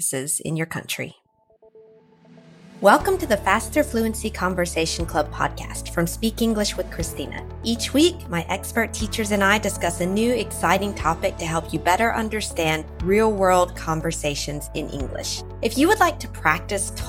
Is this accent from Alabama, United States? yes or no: no; Mississippi, United States; I'm from Mississippi